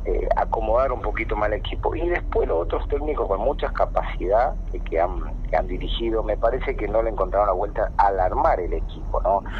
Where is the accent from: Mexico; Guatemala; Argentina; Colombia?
Argentina; Formosa; now in San Luis, Argentina; yo soy de provincia, soy de Formosa